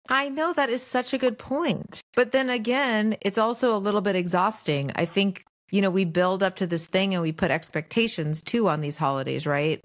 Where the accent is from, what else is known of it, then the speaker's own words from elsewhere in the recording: Los Angeles, California, United States; also born or lived in New York; I mostly have lived here in L